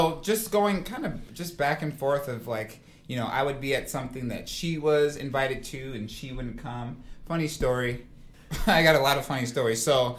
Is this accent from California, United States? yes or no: no; Minnesota, United States; moved away; So I'm originally from Minnesota.